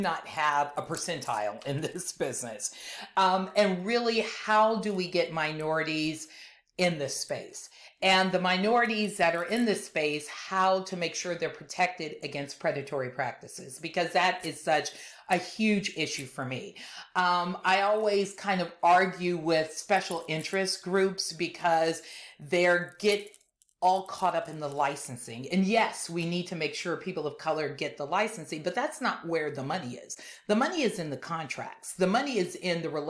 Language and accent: English; Compton, California, United States; I'm originally from Los Angeles, from Compton more specifically